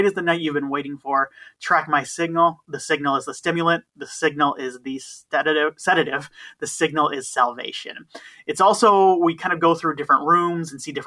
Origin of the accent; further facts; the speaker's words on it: Michigan, United States; I'm from Michigan